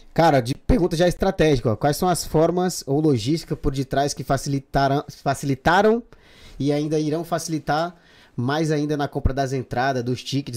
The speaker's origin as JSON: {"language": "Portuguese", "region": "Pará", "country": "Brazil", "moved": "yes", "lives_now": "Madrid, Spain", "said": "Porque eu sou paraense, né? Lá do norte."}